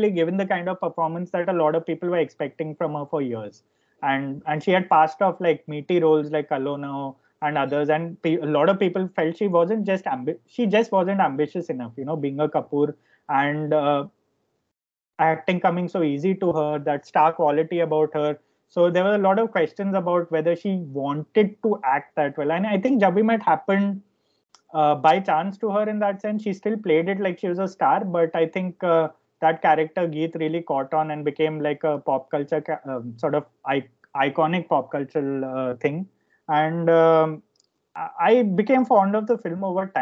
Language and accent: English; India; a lot of us who grew up in India